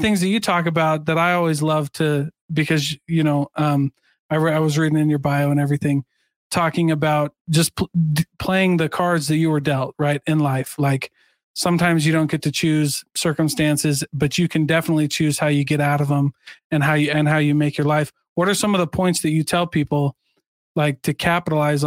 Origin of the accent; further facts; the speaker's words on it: Iowa, United States; I'm from Iowa